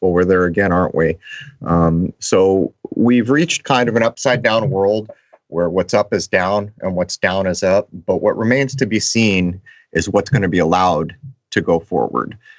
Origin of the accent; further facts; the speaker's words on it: La Mesa, California, United States; La Mesa, which is my hometown of San Diego.